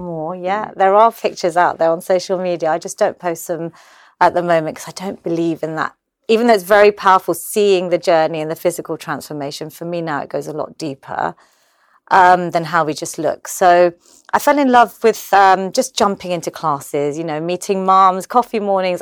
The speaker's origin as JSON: {"language": "English", "region": "London", "country": "United Kingdom", "tie": "born or raised there", "said": "I was born in London. I'm obviously Gujarati"}